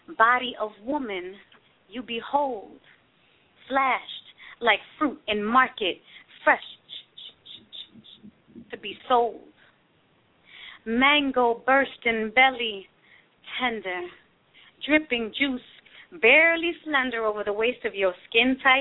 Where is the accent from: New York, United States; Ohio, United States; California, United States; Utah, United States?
New York, United States; New York City; also born or lived in San Francisco; now in Oakland, United States; I'm from New York City originally